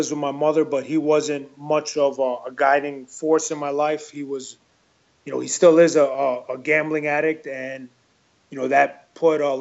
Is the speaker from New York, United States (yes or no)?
yes; New York City, New York, United States; also born or lived in Elmhurst, Queens / Queens Village, Queens; I was born in Elmhurst, New York, or Queens, New York, and my family moved to Queens Village, New York when I was about 8 years old.